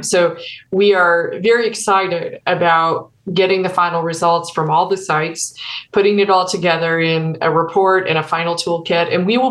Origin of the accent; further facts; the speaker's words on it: Missouri, United States; moved away; My personal experience in my home state of Missouri, it's the case there. Where my parents live, there are no healthcare providers